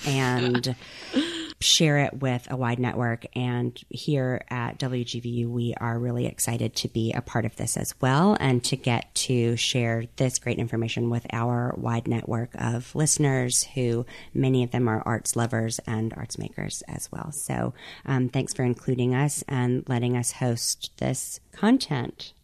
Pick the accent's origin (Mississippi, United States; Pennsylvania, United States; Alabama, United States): Mississippi, United States; Mississippi Gulf Coast, United States; moved away; am an artist and curator from the Mississippi Gulf Coast